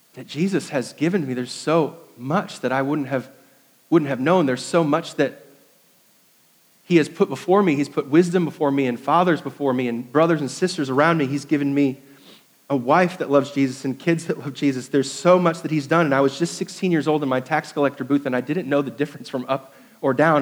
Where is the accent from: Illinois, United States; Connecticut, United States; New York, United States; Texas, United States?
New York, United States; moved away as an adult; also born or lived in Indiana; now in Greenville, United States; I was uh, 10 years in Indiana, 10 years in New York, and now 17 years here in South Carolina